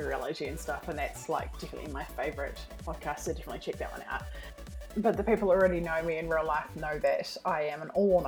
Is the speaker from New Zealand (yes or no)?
yes; New Zealand; accent: New Zealand; I'm actually from New Zealand, so that's what my accent is.